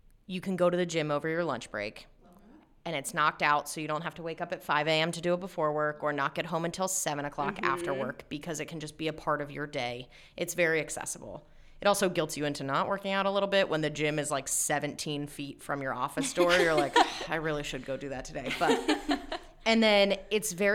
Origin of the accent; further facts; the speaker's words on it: Lancaster, Pennsylvania, United States; also born or lived in Shippensburg, Pennsylvania; I was born and raised in Lancaster, went to Hempfield, went to Shippensburg, which is only about an hour and 20 minutes up the road, and then came right back